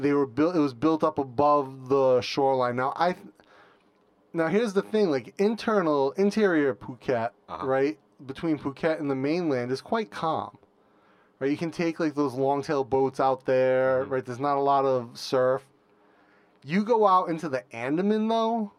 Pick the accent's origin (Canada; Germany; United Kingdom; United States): United States; moved away as an adult; now in Thailand; I'm American, been living in Thailand about six-ish years or so